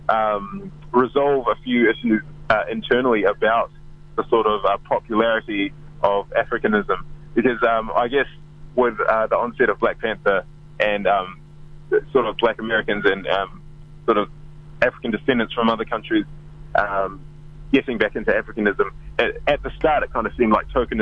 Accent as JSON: {"language": "English", "region": "Auckland", "country": "New Zealand", "tie": "born or raised there", "also_born_or_lived": "United Kingdom", "said": "I grew up in South Auckland, Manurewa, which was quite a low socioeconomic area"}